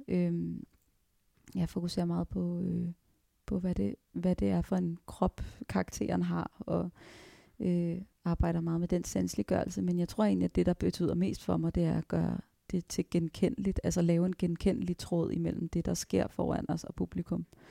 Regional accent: Virum, Capital Region of Denmark, Denmark; also born or lived in Frederiksberg; Jeg blev født på Frederiksberg, og så øh, flyttede vi til Virum øh, i Nordsjælland, lige mellem Holte og Sovnfri

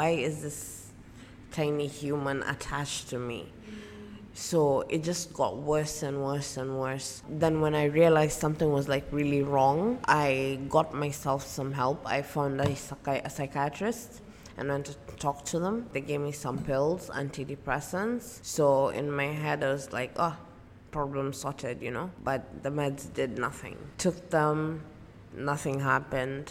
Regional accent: Mombasa, Mombasa County, Kenya; I am from Mombasa, Kenya.

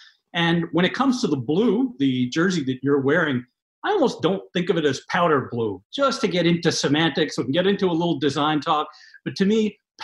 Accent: New York, United States; as an East Coast guy, I'm a New Yorker. I grew up around here. I've lived around here my entire life.

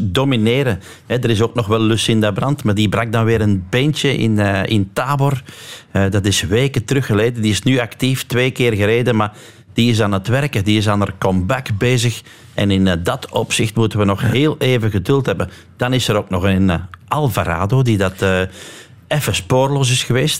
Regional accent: Lille, Flanders, Belgium; Dus wij zijn alle drie van Lil, Erwin Vervekke, ikzelf en dan Wout van Aert

